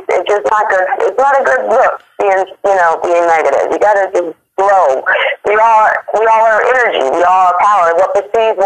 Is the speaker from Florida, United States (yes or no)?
yes; South Florida, United States; also born or lived in New York; no, I'm actually from Florida. Uh, you know, um, down south Florida, southern Florida on the East Coast.